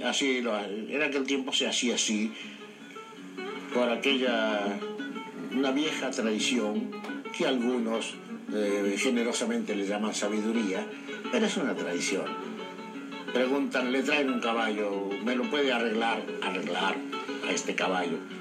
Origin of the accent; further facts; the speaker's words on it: Pergamino, Buenos Aires Province, Argentina; Nací en el campo, nací a, 30 kilómetros de ese pueblo